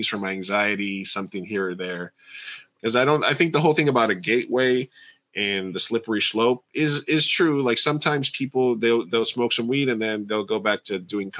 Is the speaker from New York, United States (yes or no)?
yes; New York, United States; moved away as an adult; now in California, United States; when I was a kid growing up in New York